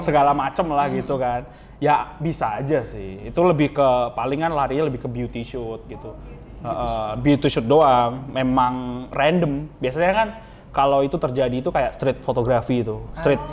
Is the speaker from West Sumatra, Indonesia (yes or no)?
yes; Dharmasraya, West Sumatra, Indonesia; aku asal dari Darmasraya